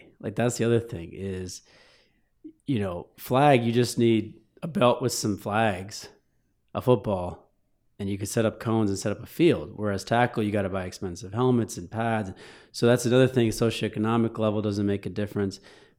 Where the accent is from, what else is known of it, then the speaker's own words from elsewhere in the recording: Troy, Michigan, United States; also born or lived in Cherry Hill, New Jersey / Ridgewood / Ann Arbor, Michigan / Chicago, Illinois; I was born in Cherry Hill, New Jersey. So Harold and Kumar, that's up my alley. Grew up in Ridgewood, moved to Ann Arbor. Most of my middle school, high school was Troy, Michigan.